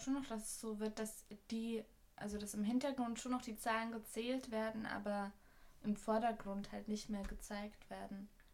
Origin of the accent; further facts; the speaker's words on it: Austria; now in Berlin, Germany; als Österreicherin in Deutschland